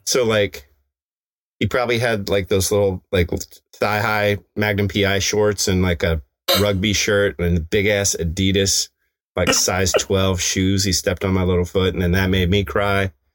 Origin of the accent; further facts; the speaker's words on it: Evergreen, Colorado, United States; in my hometown